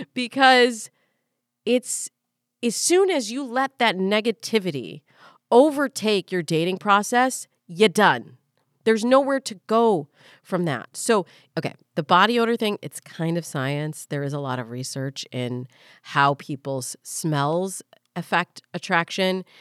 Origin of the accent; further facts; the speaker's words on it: Midwest, United States; I'm a Midwesterner forever